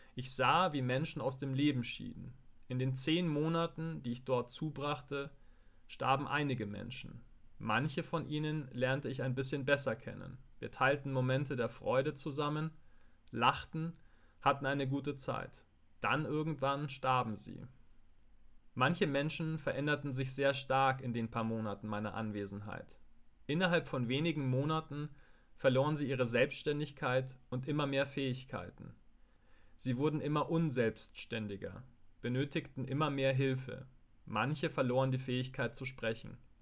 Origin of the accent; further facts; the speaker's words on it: Gilching, Bavaria, Germany; im Altenheim in Gilching, meinem Heimatort